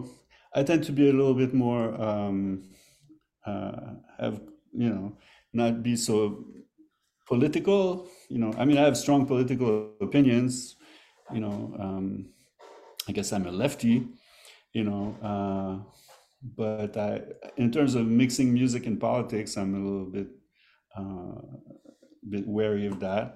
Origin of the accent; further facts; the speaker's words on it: Quebec, Canada; moved away as an adult; also born or lived in Montreal; now in New York, United States; I grew up in Quebec